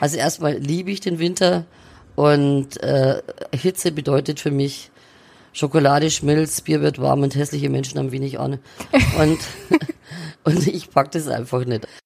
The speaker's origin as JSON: {"language": "German", "town": "Neumarkt in der Oberpfalz", "region": "Bavaria", "country": "Germany", "tie": "born or raised there", "moved": "yes", "lives_now": "Fürth, Germany", "said": "die Oberpfalz meine Heimat ist, weil ich da aufgewachsen bin."}